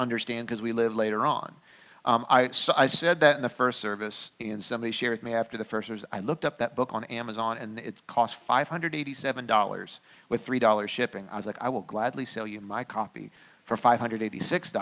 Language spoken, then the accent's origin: English; Pennsylvania, United States; I grew up here in the United States. I grew up mostly in Pennsylvania.